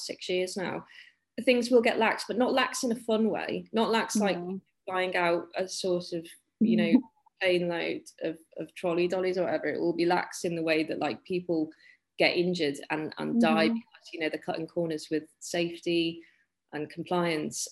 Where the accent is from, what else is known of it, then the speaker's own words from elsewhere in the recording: the Wirral, North West England, United Kingdom; We are quite near Liverpool here